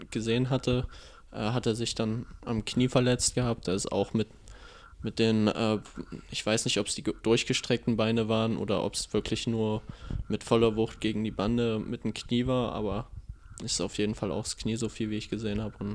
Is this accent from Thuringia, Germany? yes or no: yes; Erfurt, Thuringia, Germany; born there; Ja, das ist richtig, aber für einen Nachwuchs hatte ich gespielt gehabt für Erfurt.